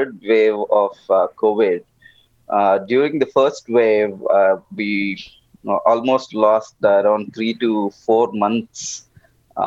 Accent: Telangana, India; I am from the South India, southern part. I come from a state called Telangana, which has around 40 million people.

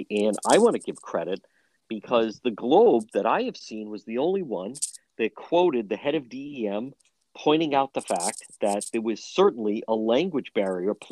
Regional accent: Cranston, Rhode Island, United States; I grew up right there in Edgewood. I grew up a quarter mile from there.

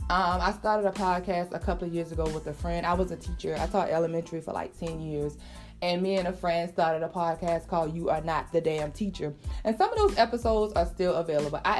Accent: South Carolina, United States; also born or lived in Atlanta / Florida / Maryland; now in North Carolina, United States; I am originally from South Carolina. I now live in North Carolina. I've lived several places. I've lived in Atlanta. I lived in Florida.

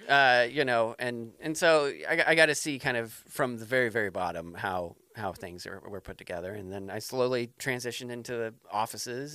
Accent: Denver, Colorado, United States; now in New Hampshire, United States; I grew up in Denver

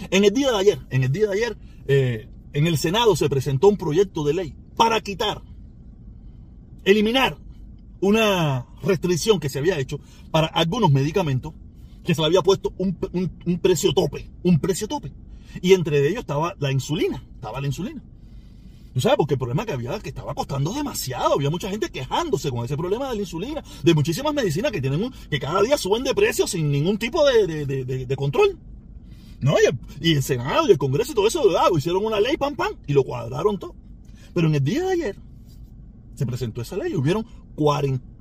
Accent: Havana, Cuba; De La Habana y de Vedado, no soy maternidad de línea, olvídate de eso. No es mi culpa. Soy habanero. Nací en La Habana.

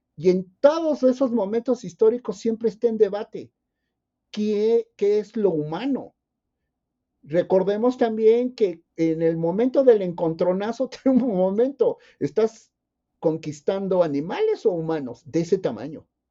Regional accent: Isthmus of Tehuantepec, Oaxaca, Mexico; moved away; soy, soy nativo, originario del istmo de Tehuantepec

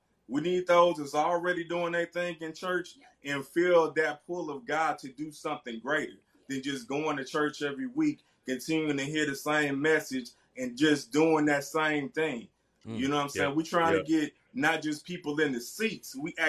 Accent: Centralia, Illinois, United States; Illinois, my hometown.

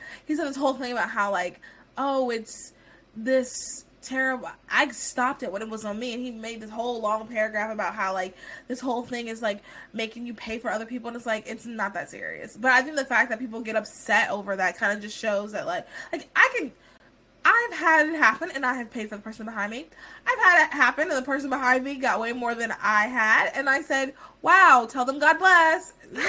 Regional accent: United States; being American, we have hit the jackpot.

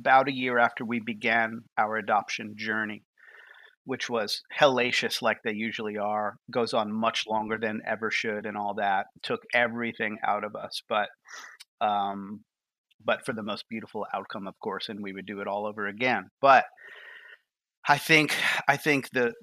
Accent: New York, United States; moved away as an adult; also born or lived in Boston; now in Nashville, United States; I'm from New York. I'm a Northeasterner

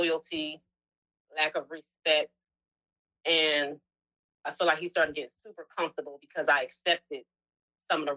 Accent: New Jersey, United States; now in Atlanta, United States; I'm originally from New Jersey, but I've been in Atlanta for 10 years.

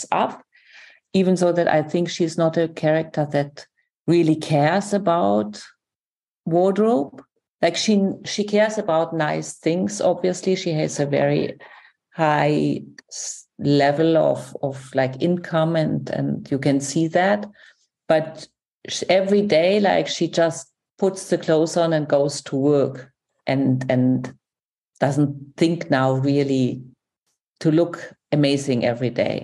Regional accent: Germany; I'm from Germany.

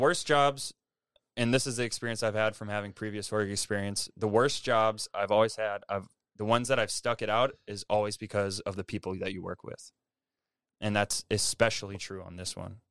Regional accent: Milwaukee, Wisconsin, United States; moved away as an adult; now in Seattle, United States; I grew up in, around Milwaukee, Wisconsin

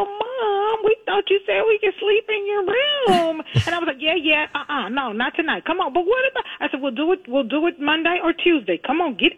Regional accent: Houston, Texas, United States; moved away; I am from Fifth Ward, Texas, a proud resident of the Nickel

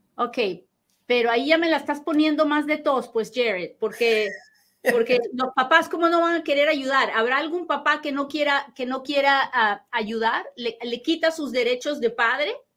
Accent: Peru; hablo bien rápido porque soy bien peruana

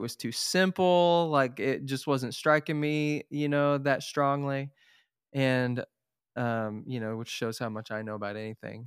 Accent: Tulsa, Oklahoma, United States; moved away; I'm from Tulsa, Oklahoma originally

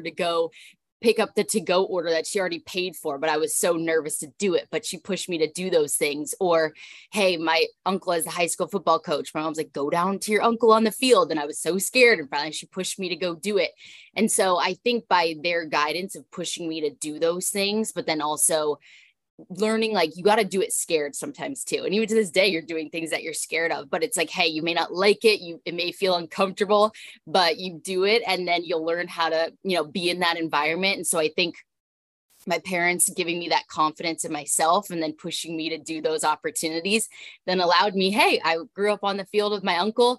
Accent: Southern California, United States; also born or lived in Texas; now in Washington, D.C., United States; I'm born and raised in Southern California

